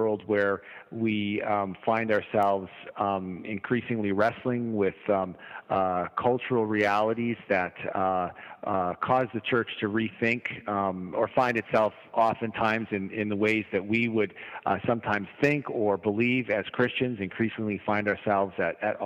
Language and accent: English; Canada; I am from Canada